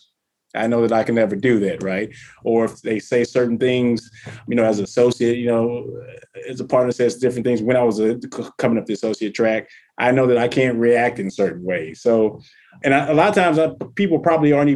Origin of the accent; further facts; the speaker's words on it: the South, United States; I'm from the South